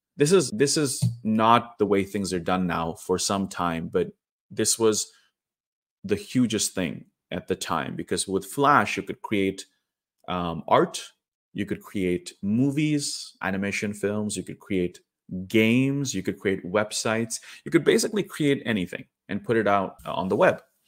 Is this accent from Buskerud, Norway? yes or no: no; Trondheim, Trøndelag, Norway; moved away as an adult; also born or lived in India; now in Oslo, Norway; in my hometown of Trondheim, which is, uh, like nine hours drive north from where I live now in the capital, Oslo.